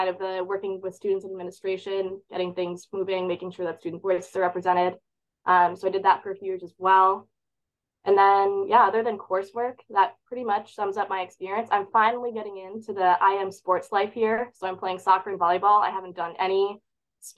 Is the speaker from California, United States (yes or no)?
no; Grand Rapids, Michigan, United States; I'm from Grand Rapids, Michigan, west side of the state